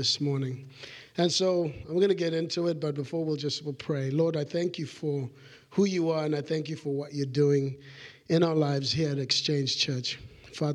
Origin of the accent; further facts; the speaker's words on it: Zimbabwe; moved away; when I was growing up in Zimbabwe in an orphanage